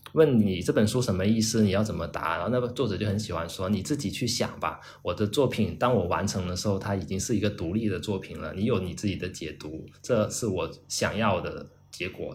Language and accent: Chinese; China; 我们中国人说中国话